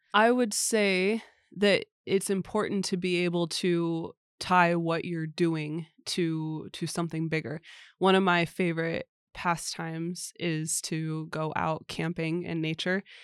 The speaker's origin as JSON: {"language": "English", "country": "United States", "moved": "as an adult", "lives_now": "Sweden"}